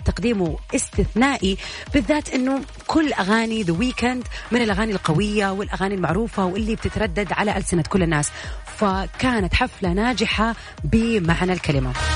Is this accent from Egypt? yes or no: no; Saudi Arabia; عندنا في السعودية